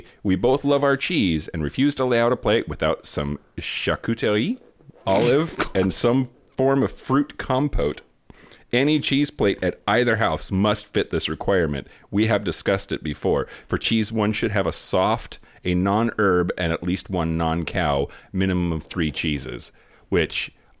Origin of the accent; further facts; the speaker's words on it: California, United States; the blue state of California, and then went to a very liberal college campus in Santa Barbara. In my hometown, I always felt too gay